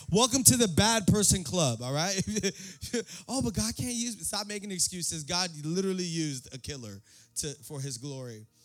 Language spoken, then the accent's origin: English; New York City, New York, United States; born there; I was born in the Bronx, you know what I'm saying?